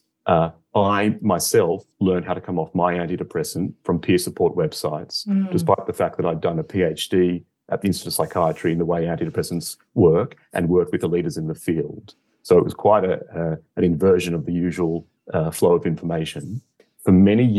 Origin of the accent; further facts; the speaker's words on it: Australia; moved away as an adult; now in London, United Kingdom; I'm originally from Australia, where I finished my medical degree, and I've worked in London.